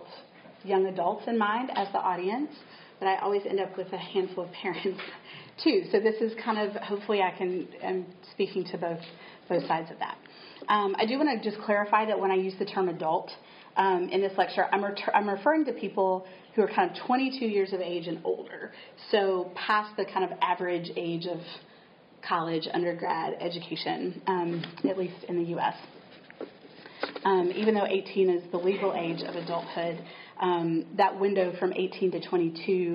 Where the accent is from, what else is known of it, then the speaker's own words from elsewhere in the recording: Chattanooga, Tennessee, United States; moved away as an adult; now in Southborough, United States; I'm a Tennessee native. I grew up in Chattanooga